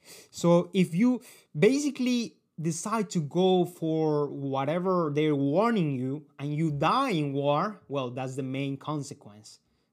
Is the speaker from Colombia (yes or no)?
yes; Colombia; they are typical, and they are from the culture I come from Colombia.